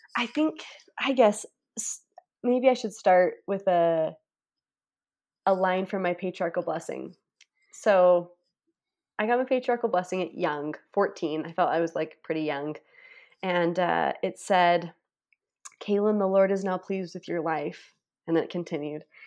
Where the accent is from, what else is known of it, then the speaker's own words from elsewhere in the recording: Price and Vernal, Eastern and Central Utah, United States; I grew up in Utah, Eastern and Central Utah, Price and Vernal